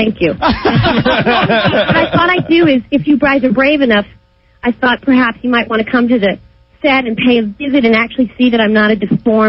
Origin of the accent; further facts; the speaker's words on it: New York, United States; I'm a New Yorker. I've lived here my whole life.